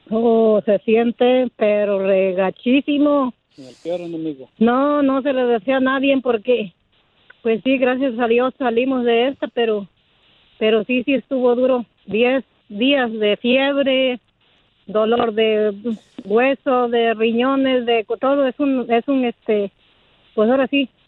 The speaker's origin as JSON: {"language": "Spanish", "town": "Paso del Macho", "region": "Veracruz", "country": "Mexico", "said": "originalmente soy de Veracruz, de allá de, de eh, pasó del macho Veracruz"}